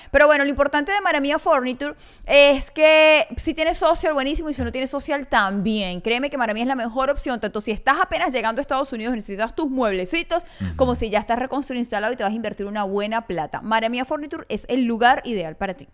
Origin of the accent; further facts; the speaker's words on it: Maracaibo, Zulia, Venezuela; yo sí soy maracucha.